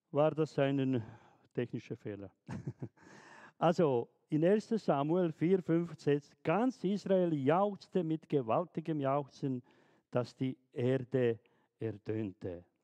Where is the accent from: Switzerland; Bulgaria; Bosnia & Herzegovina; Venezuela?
Bosnia & Herzegovina; German is a second language; Ich erinnere mich ganz gut in den 90er Jahren, wo der Krieg in, in Jugoslawien, in Bosnien, dort in meiner Heimat herrschte.